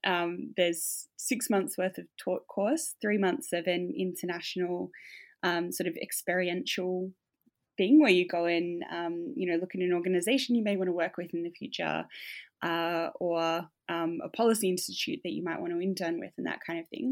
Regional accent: Tasmania, Australia; moved away as an adult; now in Melbourne, Australia; I grew up in Tasmania. I spent most of my formative years here

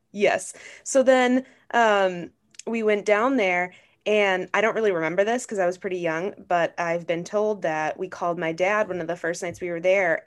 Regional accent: Grand Marais, Minnesota, United States; I am from Grand Marais, Minnesota, so like way up north

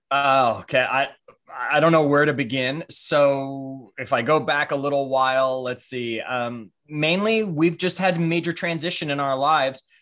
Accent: Toronto, Ontario, Canada; moved away as an adult; also born or lived in New York / Clearwater, Florida; I was born in New York, raised in Toronto, actually, when my parents divorced.

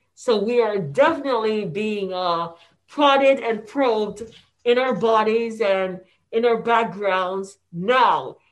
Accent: Jamaica; now in United States; Because we were born in Jamaica, we call ourselves West Indians

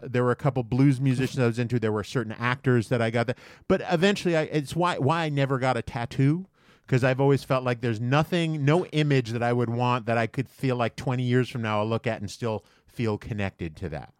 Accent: New York, United States; I grew up in New York

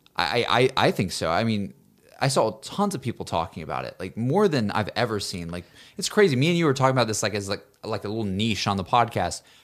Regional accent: Alabama, United States; growing up in Alabama

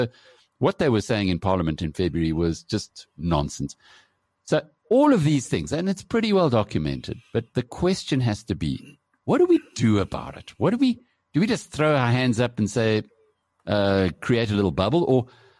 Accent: South Africa; You're South African, I'm South African

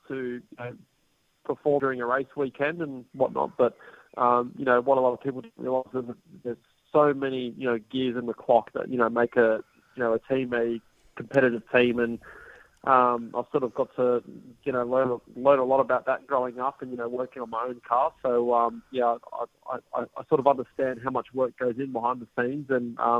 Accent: Australia; being Australian

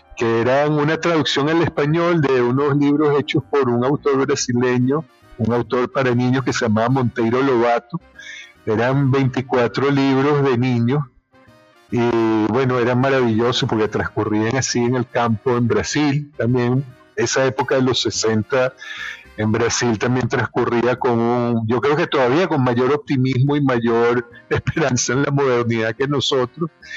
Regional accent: Trujillo, Venezuela; born or raised there; moved away as an adult; also born or lived in Caracas; now in Spain

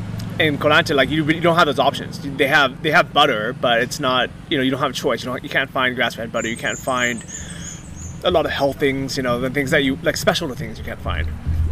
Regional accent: Fort Wayne, Indiana, United States; It's completely different than growing up in Fort Wayne, Indiana, or in the city.

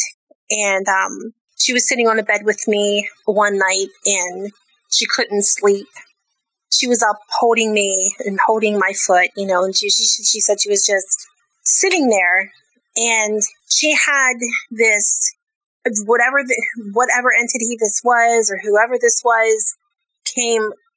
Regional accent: Maryland, United States; I grew up in Maryland

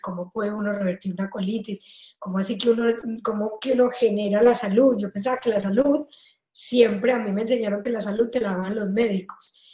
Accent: Colombia; moved away as an adult; now in Spain; Yo soy colombiana y me vine a vivir a me, a, a España

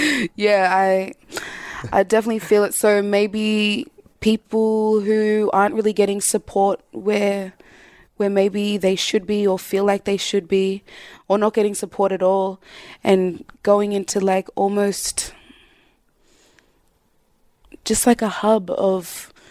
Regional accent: Southeast, United States; growing up in the Southeast and, you know, majority white people

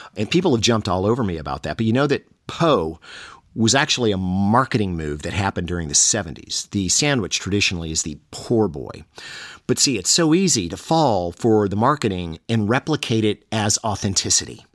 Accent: the South, United States; I'm from the South

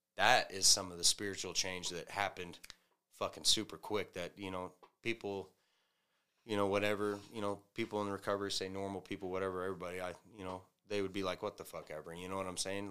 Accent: the South, United States; moved away; I'm from the South

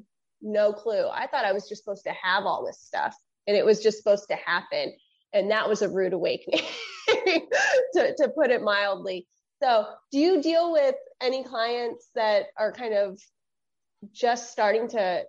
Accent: Michigan, United States; I grew up in the Midwest. So I grew up in Michigan.

